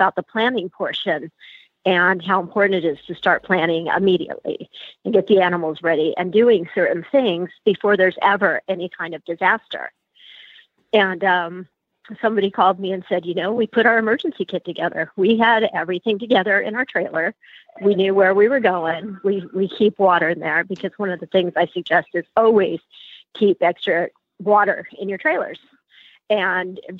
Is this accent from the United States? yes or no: yes; Ventura, California, United States; I am from Ventura, California